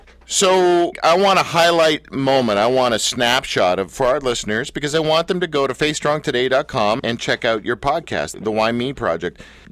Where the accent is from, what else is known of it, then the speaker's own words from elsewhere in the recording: Canada; I grew up, like many people in Canada